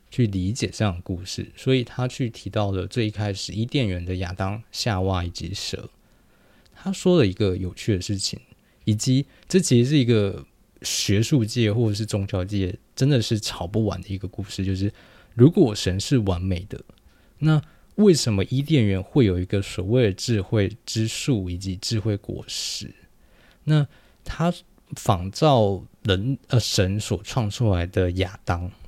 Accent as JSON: {"language": "Chinese", "region": "New Taipei", "country": "Taiwan", "tie": "born or raised there", "said": "我是在很猛的新北长大"}